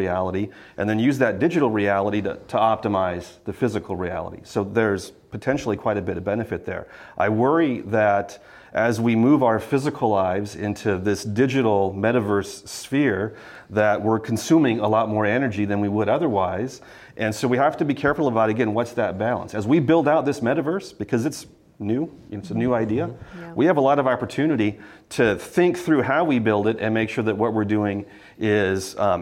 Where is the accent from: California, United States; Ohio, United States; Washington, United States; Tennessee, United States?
California, United States; San Diego; I grew up in San Diego